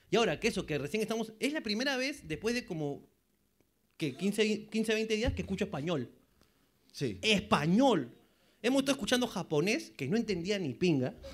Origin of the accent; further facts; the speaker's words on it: Peru; Uno como peruano dice, puta madre, me pica.